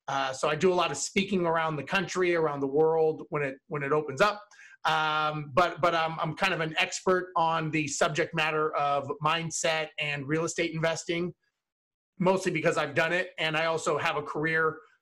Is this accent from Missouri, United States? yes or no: no; Los Angeles, California, United States; I was born and raised in Los Angeles